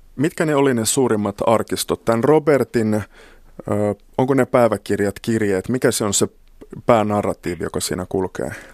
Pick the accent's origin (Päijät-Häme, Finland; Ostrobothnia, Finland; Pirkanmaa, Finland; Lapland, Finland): Lapland, Finland; Kemijärvi; lapsuudessani Kemijärvellä Lapissa ei juuri saamelaisten historiasta tai kulttuurista puhuttu